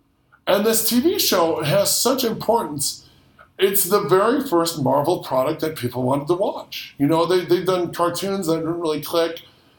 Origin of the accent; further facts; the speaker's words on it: Midwest, United States; We were in the we're from the Midwest, so there wasn't much chance of seeing a shark, but we were vacationing in Florida as kids